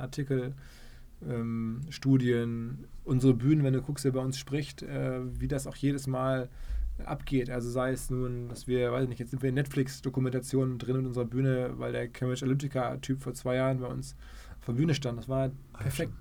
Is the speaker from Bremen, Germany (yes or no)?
no; Essen, North Rhine-Westphalia, Germany; moved away as an adult; also born or lived in New York, United States; now in Hamburg, Germany; Ich komme aus dem Ruhrgebiet, bin in Essen geboren